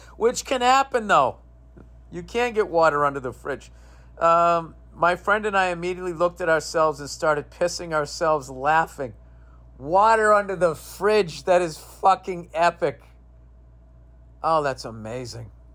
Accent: United States; I am an American through and through

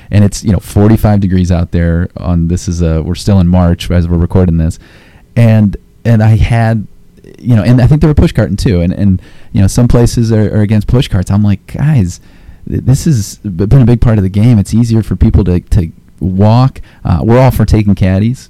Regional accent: Akron, Ohio, United States; moved away; Akron, Ohio native here

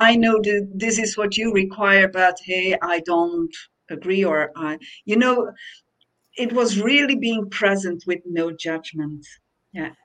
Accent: Belgium; now in Portugal; I came to Portugal, which is in Europe, and I'm from Belgium, so it's not that far away.

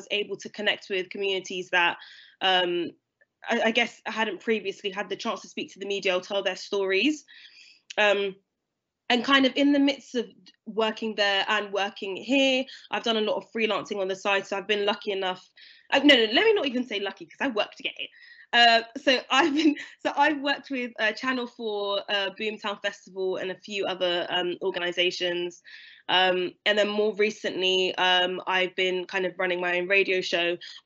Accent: London, United Kingdom; moved away as an adult; I'm from London originally. So I went to school in London. I grew up there till I was 18

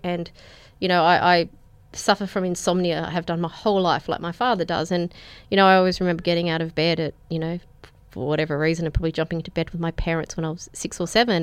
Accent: Penrith, New South Wales, Australia; also born or lived in Breakfast Point; I was born in the P N Hospital, um, which is, I guess, about as local as you can get

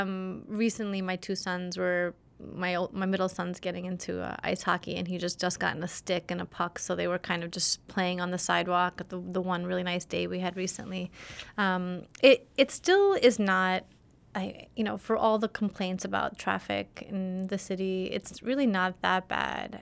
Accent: New York City, New York, United States; also born or lived in Soviet Union; I grew up in Flatbush, Brooklyn

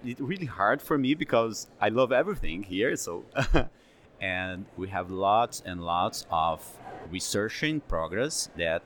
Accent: Brazil; I'm from Brazil. I'm a fingerprint expert there

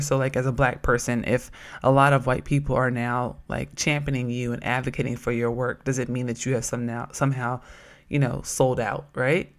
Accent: Oakland, California, United States; moved away; I'm from Oakland

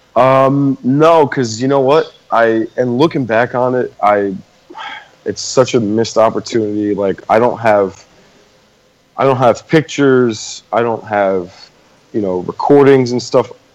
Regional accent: New Jersey, United States; I went to uh, Colonial High School out in Jersey

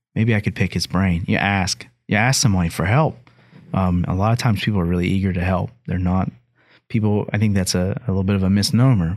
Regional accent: Hamlin, West Virginia, United States; my hometown of Hamlin

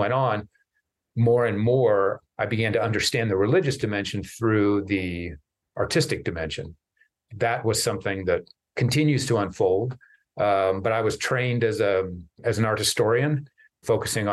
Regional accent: Lincoln, Nebraska, United States; moved away; I grew up in Lincoln, Nebraska

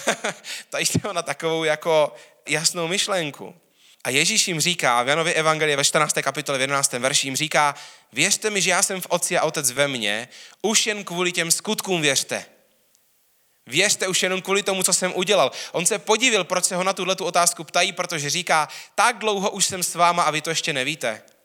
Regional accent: Czechia; hrdý na to, že jsem Čech, jsem rád Čech

